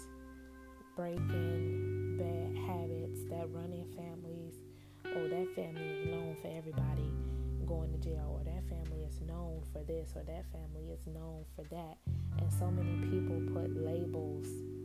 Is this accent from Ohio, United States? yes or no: no; Chicago, Illinois, United States; also born or lived in Benton Harbor, Michigan; I'm from Chicago, born and raised on the south side in Inglewood